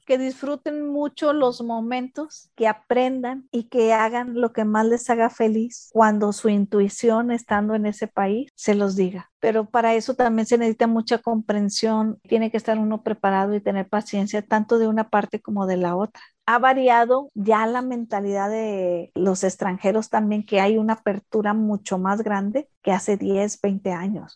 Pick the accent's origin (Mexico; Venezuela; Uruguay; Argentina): Mexico; como buena mexicana